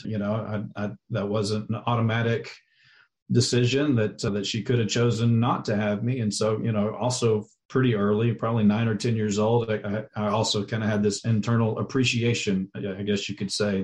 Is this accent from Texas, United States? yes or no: yes; Texas, United States; I'm actually originally from Texas, was born and raised there